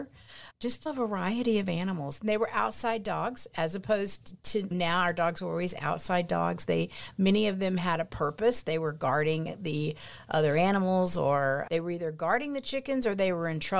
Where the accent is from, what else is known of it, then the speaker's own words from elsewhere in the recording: Pleasanton, Texas, United States; I grew up in Pleasanton, Texas. We lived probably about, I don't know, 9-10 miles out of town, probably 8 or 9 miles out of town, lived on some property, always had animals, cattle, dogs, horses.